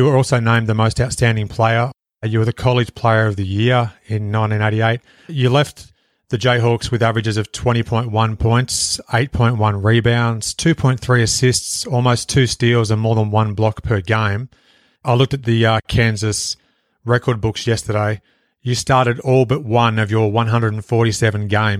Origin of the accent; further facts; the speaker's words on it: Australia; my home country of Australia